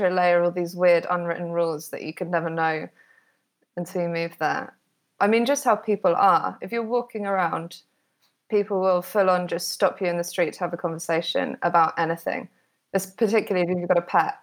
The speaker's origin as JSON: {"language": "English", "country": "United Kingdom", "moved": "as an adult", "lives_now": "Modena, Italy", "said": "I am British, obviously, but I've been working for just under 3 years remotely from Italy"}